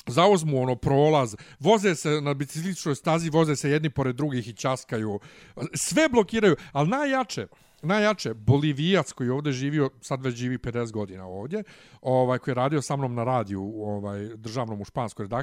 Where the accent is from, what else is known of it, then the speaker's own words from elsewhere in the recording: Bosnia & Herzegovina; ćevap i kod nas u Bosni nisu, nisu ogromni